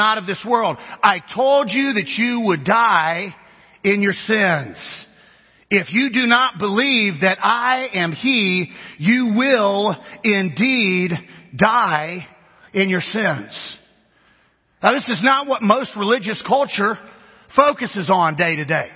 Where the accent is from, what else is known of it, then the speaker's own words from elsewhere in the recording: Kansas, United States; if we're from Kansas, which is where I'm from, I'm Kansan.